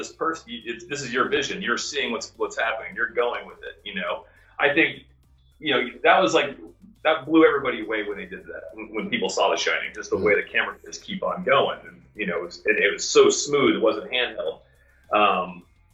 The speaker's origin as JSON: {"language": "English", "region": "Florida", "country": "United States", "tie": "born or raised there", "also_born_or_lived": "Los Angeles", "moved": "as an adult", "said": "I grew up in Florida."}